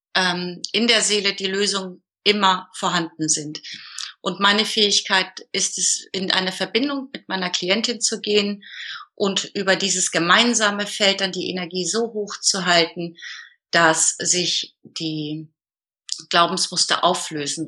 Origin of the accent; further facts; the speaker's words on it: Hamburg, Germany; ich bin geboren in der Nähe von Hamburg und wohne jetzt seit 2000 im Norden Hamburgs.